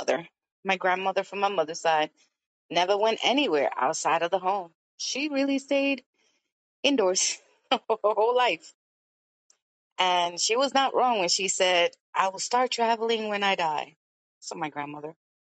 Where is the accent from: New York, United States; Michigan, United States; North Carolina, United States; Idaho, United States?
New York, United States; also born or lived in Brooklyn; I am 52 years old. I was born in Brooklyn, New York, raised in Washington Heights, and now I live in the Bronx.